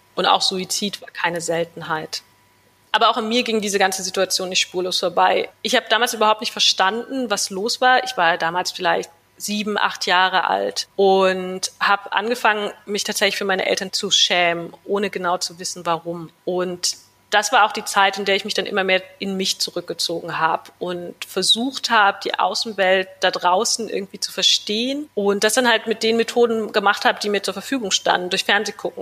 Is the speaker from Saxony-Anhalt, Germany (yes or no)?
yes; Wernigerode, Saxony-Anhalt, Germany; moved away as an adult; also born or lived in New York, United States; now in Berlin, Germany; Meine Kindheit und Jugend habe ich dann in meiner Heimatstadt Wernigerode verbracht